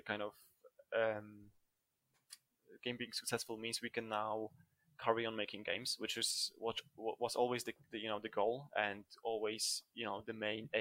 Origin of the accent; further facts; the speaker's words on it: Poland; moved away; I'm originally from Poland, and Poland is the Slavic country